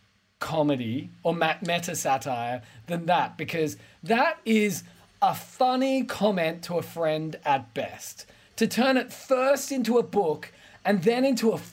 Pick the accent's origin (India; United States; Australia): Australia; as an Australian